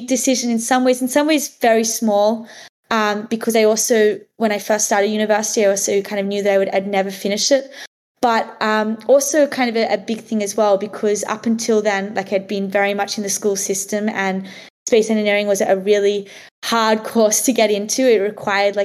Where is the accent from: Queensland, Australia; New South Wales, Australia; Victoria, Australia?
New South Wales, Australia; Lennox Head; also born or lived in Sydney, Australia; I grew up in like a really small beach town in Australia called Lennox Head